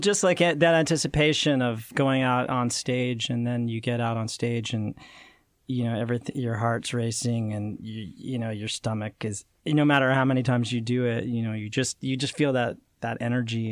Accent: Utah, United States; I grew up in Utah

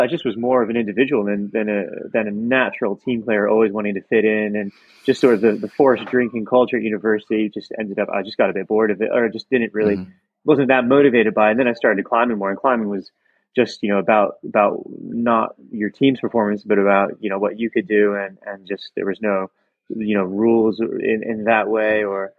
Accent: South East England, United Kingdom; also born or lived in Virginia, United States; So originally I was born in Virginia in the US and I didn't ski there, but then I moved when I was 11 with my family to the southeast of England near Brighton.

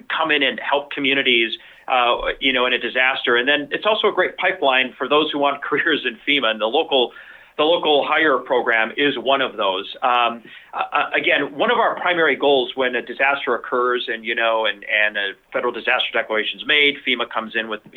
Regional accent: Milwaukee, Wisconsin, United States; moved away; in my hometown in Milwaukee, Wisconsin, and was a police officer there

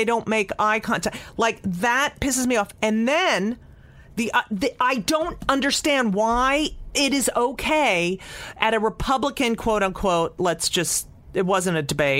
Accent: New Jersey, United States; I grew up in New Jersey in a suburb. My neighbors were Italian Catholic.

